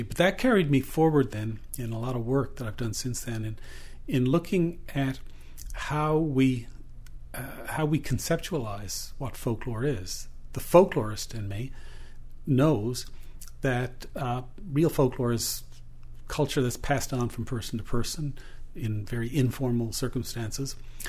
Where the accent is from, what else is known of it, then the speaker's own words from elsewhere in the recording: Newfoundland and Labrador, Canada; I'm a Newfoundlander